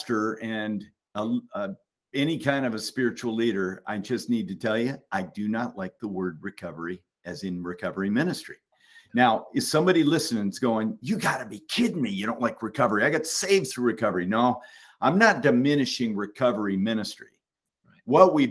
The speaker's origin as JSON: {"language": "English", "region": "Alaska", "country": "United States", "tie": "born or raised there", "said": "I was born in Alaska"}